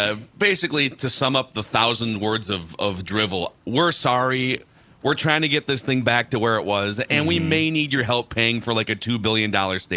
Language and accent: English; Minnesota, United States; I was born in Minnesota. So I was a Twins fan as a kid